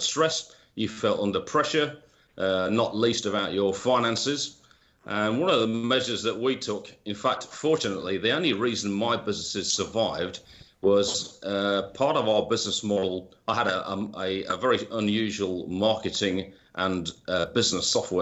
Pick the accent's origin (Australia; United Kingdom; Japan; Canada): United Kingdom; moved away; as you can probably tell by my accent, I'm originally from the UK